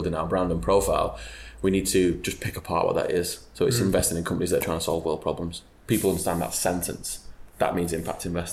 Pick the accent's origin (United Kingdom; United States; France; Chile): United Kingdom; Wigan, North West England; moved away; I'm from Wigan in Greater Manchester.